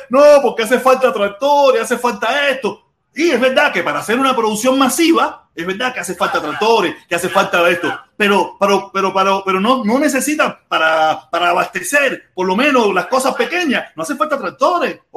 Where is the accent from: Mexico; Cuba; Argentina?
Cuba; nosotros, como nacionalistas cubanos, luchar y hacer las cosas bien hechas en Cuba